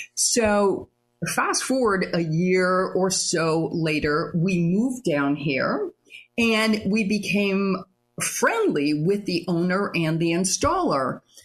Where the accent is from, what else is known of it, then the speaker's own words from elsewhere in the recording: Michigan, United States; moved away as an adult; also born or lived in Fort Lauderdale, Florida; now in St. Augustine, United States; I grew up in Michigan. I went to college in Michigan.